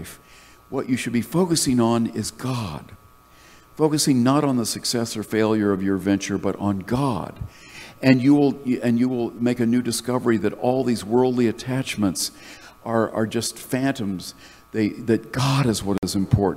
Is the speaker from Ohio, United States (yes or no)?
no; North Carolina, United States; moved away as an adult; I had fled the conservative evangelical ethos of the church that I grew up in North Carolina